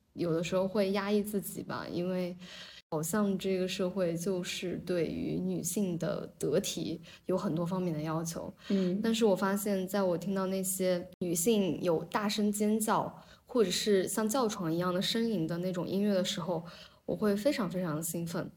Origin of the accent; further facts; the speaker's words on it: Zhejiang, China; 我跟那个C C，我们都在浙江长大嘛